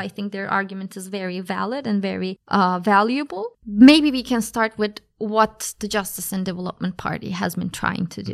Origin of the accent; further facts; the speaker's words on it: Ankara, Turkey; moved away as an adult; also born or lived in Leiden, Netherlands; now in Berlin, Germany; So, I am from Turkey. Uh, I was born and raised in Ankara, the capital